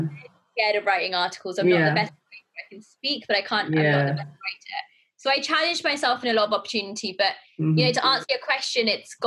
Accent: Pakistan; being a Pakistani girl, I had a quite strict upbringing.

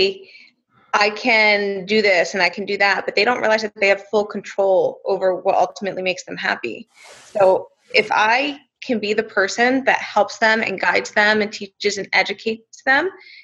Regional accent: New Jersey, United States; I'm from New Jersey

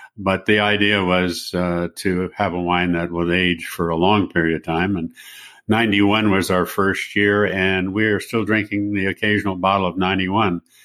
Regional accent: San Francisco, California, United States; I'm from San Francisco and, um, was born and raised there

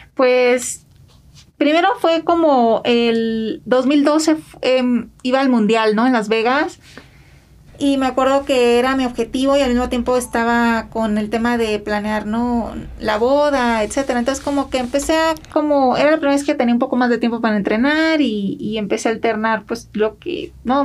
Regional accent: Villa Benito Juárez, Sinaloa, Mexico; moved away as an adult; now in United States; Yo soy de Sinaloa y crecí en un pueblo este chiquito que se llama Villa Benito Juárez

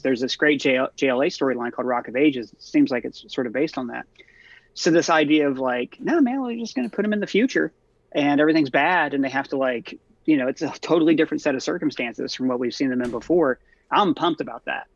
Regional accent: Ohio, United States; I'm from Ohio, from a small town. I grew up in a trailer park

